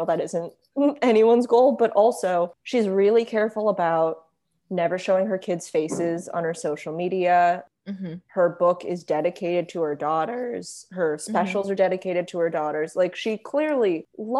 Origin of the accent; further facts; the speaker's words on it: United States; my sister and I are American and our mom is not